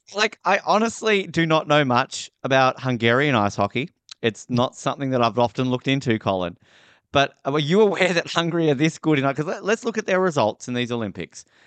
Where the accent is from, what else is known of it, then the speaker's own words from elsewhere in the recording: Australia; I'm from Australia